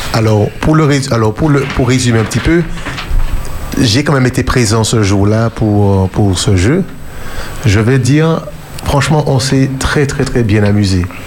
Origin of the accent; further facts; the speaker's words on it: Martinique; chez nous, à la Martinique